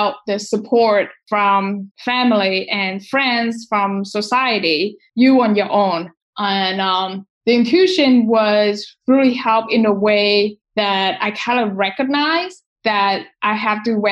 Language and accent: English; Vietnam; growing up in Asia, spirituality is something that we value and we pay attention